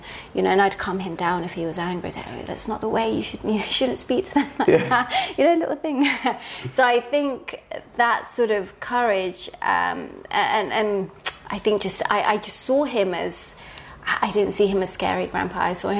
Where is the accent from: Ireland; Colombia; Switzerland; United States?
Colombia; Medellin, Antioquia; Yeah, so I was born in Colombia in the 80s. And I know sort of now it's all really sensationalized with sort of narcos and everything else, but back then it was sort of really raw. We lived in Medellin in a barrio called Manrique